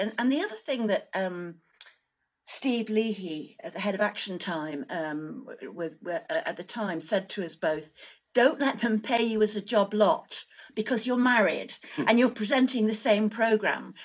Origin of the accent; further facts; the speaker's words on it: Manchester, North West England, United Kingdom; I was brought up in Manchester